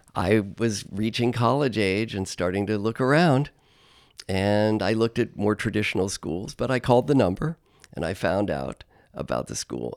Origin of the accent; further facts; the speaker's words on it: Cincinnati, Ohio, United States; I was born and raised in Cincinnati, Ohio